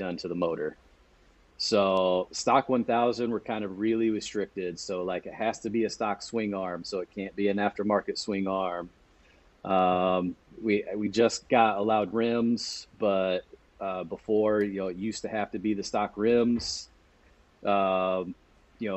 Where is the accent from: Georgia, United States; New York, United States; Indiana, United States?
Indiana, United States; Monroeville; moved away as an adult; now in Cleveland, United States; growing up in my hometown of Monroeville